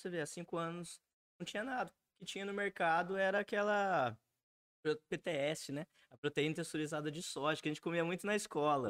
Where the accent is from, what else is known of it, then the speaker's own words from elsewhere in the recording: Alfenas, Minas Gerais, Brazil; eu sou nascido e criado em Alfenas, minha família é quase toda daqui, da região, sul de Minas